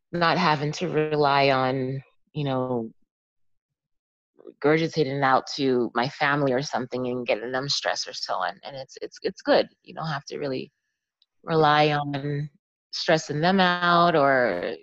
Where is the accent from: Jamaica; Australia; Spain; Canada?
Jamaica; now in Pottstown, United States; I was born in Jamaica